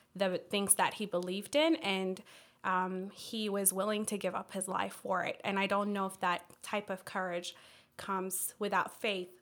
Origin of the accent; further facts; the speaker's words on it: Ethiopia; also born or lived in Washington, D.C. area; now in Fort Mill, United States; my family and I moved from the D C area. Uh, we're originally from Ethiopia